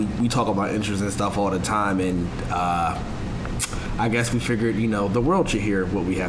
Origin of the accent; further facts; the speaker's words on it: Philadelphia, Pennsylvania, United States; if y'all want to follow. I'm originally from Philly.